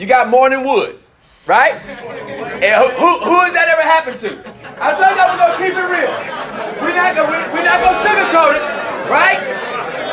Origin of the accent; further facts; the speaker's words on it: Memphis, Tennessee, United States; I know I'm from Memphis